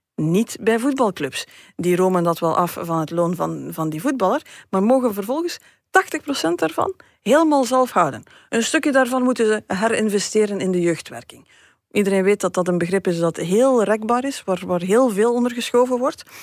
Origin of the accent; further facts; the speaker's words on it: West Flanders, Belgium; West-Vlaanderen, waar ik vandaan kom